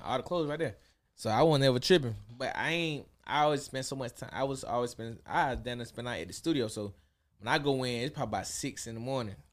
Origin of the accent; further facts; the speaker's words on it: Atlanta, Georgia, United States; my hometown. They never been to Atlanta